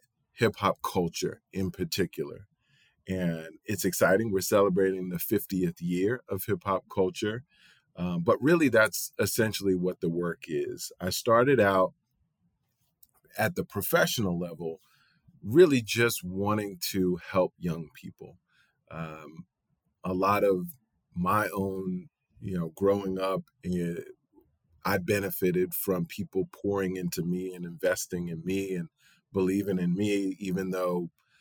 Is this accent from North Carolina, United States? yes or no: no; New York, United States; I'm born and raised in New York.